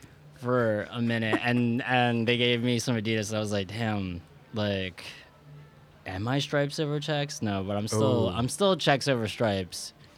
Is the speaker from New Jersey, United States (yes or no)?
no; Delaware County, outside Philadelphia, Pennsylvania, United States; also born or lived in Wilmington, Delaware; I'm from Philly. I grew up outside of Philly, Delco. Delaware County, you know, Wawa.